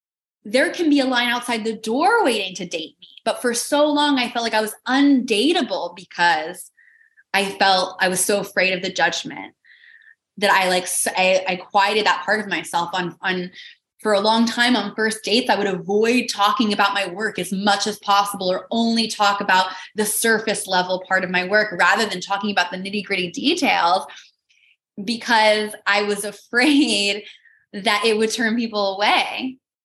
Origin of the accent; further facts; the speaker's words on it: Midwest, United States; moved away; a market in the Midwest where I grew up